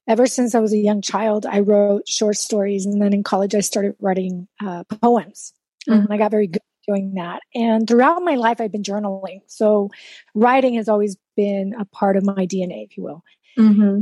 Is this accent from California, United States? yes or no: no; South Texas, United States; first language Spanish; English is a second language; I grew up in South Texas